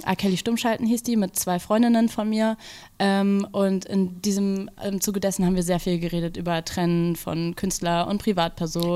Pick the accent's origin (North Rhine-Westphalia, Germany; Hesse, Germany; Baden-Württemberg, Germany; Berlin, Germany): Berlin, Germany; bin aufgewachsen in Berlin mit diesem, also zwischen zwei Kulturen